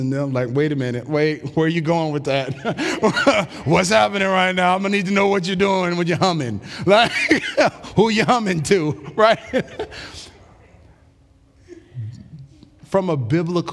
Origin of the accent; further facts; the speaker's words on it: United States; American human beings